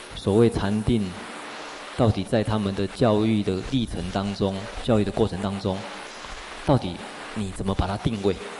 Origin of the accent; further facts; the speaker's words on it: Taiwan; first language Mandarin and Taiwanese Hokkien; 我生长在一个台湾人的家庭，我使用国语，使用台语